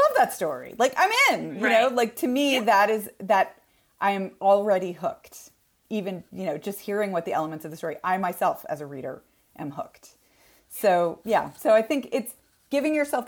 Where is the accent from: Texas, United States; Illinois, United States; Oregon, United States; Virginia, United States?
Texas, United States; I am from Texas, and we have a cattle ranch in my family, and it was my grandparents' place. And I grew up running around on this cattle ranch.